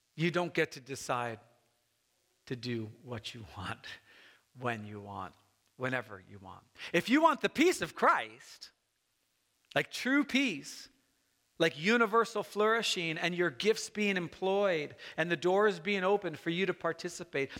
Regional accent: United States; I love being an American

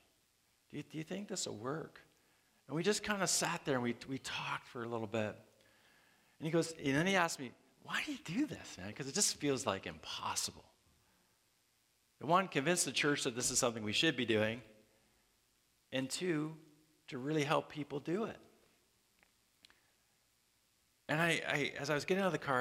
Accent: Canada; moved away; I'm from Canada and, man, I had trouble getting my immigration status

